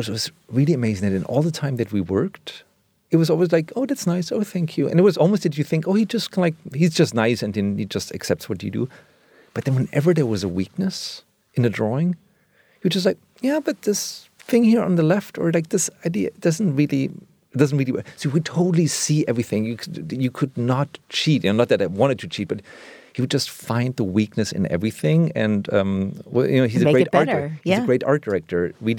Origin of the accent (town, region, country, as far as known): Germany; born or raised there